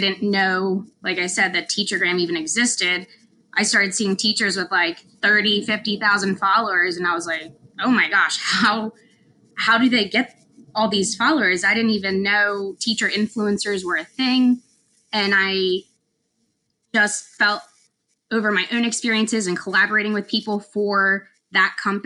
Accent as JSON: {"language": "English", "region": "Pennsylvania", "country": "United States", "also_born_or_lived": "North Carolina", "moved": "as an adult", "said": "I'm originally from Pennsylvania"}